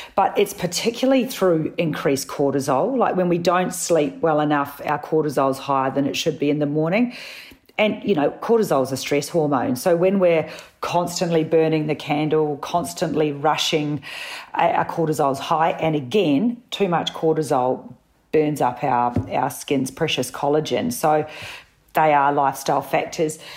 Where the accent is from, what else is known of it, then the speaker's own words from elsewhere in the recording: New Zealand; also born or lived in Sydney; now in Melbourne, Australia; I'm a Kiwi